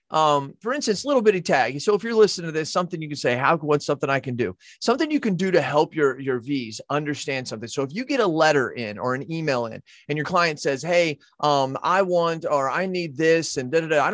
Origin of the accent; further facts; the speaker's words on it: United States; I'm an American